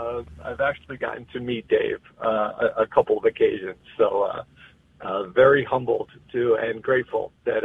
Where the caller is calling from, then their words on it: Dallas, Texas, United States; I'm calling in from Dallas, Texas.